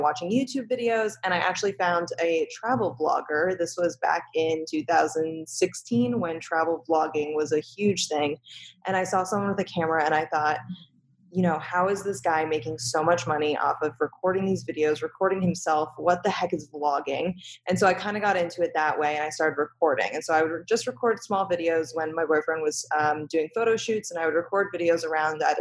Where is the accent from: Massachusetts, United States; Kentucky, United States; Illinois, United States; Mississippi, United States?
Massachusetts, United States; Boston; moved away as an adult; also born or lived in New York City; I was born and raised in Boston, Massachusetts, and I moved to New York City to attend college